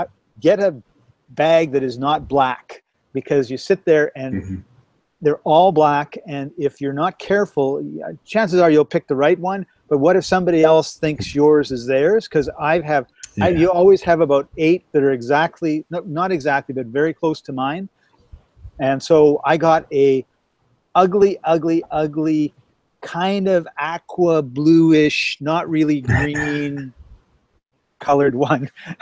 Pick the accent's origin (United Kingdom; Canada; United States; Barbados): United Kingdom; Scotland; So I got, being Scottish, I got crazy glue